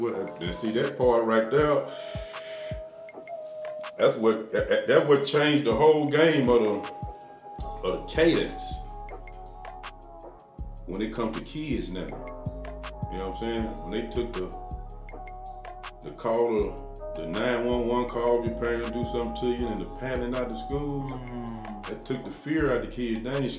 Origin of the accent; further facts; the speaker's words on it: Nashville, Tennessee, United States; Yeah, but far as growing up in Nashville, it was certain activities going on in Nashville.